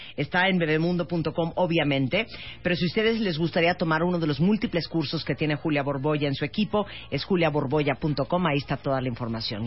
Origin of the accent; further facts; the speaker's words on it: Nicaragua; En Nicaragua, de donde soy originaria